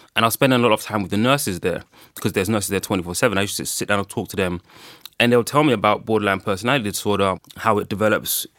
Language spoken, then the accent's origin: English; Ghana; I'm from Ghana